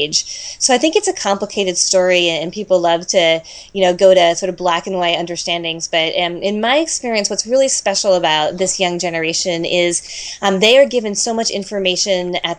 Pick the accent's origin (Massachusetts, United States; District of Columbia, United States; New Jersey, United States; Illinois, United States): District of Columbia, United States; Washington; When I was growing up, I did a lot of volunteer work in my hometown in Washington, D.C.